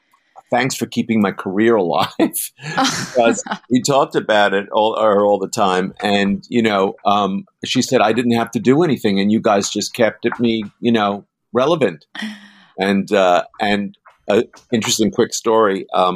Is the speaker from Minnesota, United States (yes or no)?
no; New York City, New York, United States; we're from Queens.